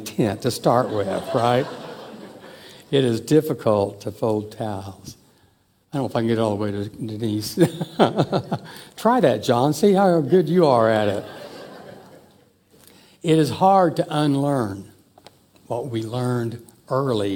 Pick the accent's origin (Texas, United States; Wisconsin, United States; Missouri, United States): Missouri, United States; Joplin; when I was in fourth grade when we moved to Joplin, Missouri